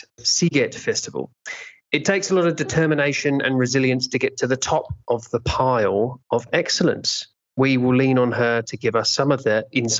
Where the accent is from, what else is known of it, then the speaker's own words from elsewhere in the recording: England, United Kingdom; an English person